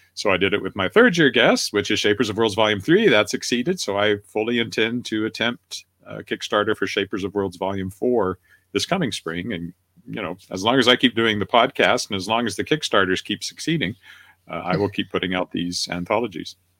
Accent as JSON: {"language": "English", "town": "Weyburn", "region": "Saskatchewan", "country": "Canada", "tie": "born or raised there", "lives_now": "Regina, Canada", "said": "I was editor of a newspaper at the age of 24 in Weyburn, Saskatchewan, my hometown"}